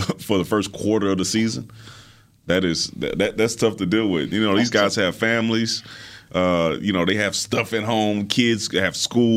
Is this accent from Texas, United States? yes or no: yes; Houston, Texas, United States; I'm from Houston.